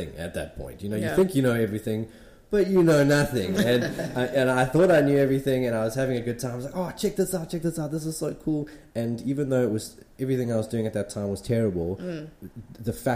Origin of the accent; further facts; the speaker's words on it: Pietermaritzburg, KwaZulu-Natal, South Africa; moved away as an adult; now in Durban, South Africa; I'm originally from Pietermaritzburg, came down here to Durban to study graphic design